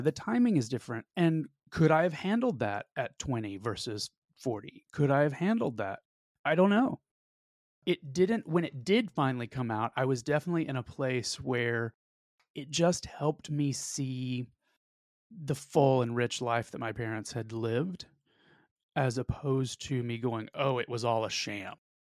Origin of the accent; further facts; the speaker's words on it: the South, United States; I'm also from the South, where privacy is disproportionately r-, regarded